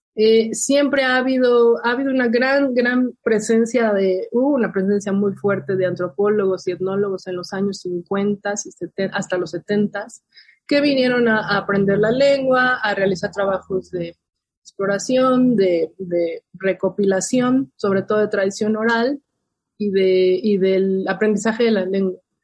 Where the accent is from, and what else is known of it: Milpa Alta, Mexico City, Mexico; born or raised there; moved away as an adult; also born or lived in New York, United States